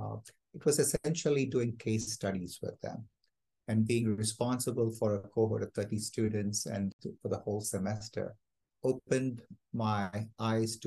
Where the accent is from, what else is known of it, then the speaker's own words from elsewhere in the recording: Kalyan, Maharashtra, India; moved away as an adult; also born or lived in Philadelphia, United States; now in Fort Worth, United States; I was born and raised in India in a place called Kalyan, just outside Bombay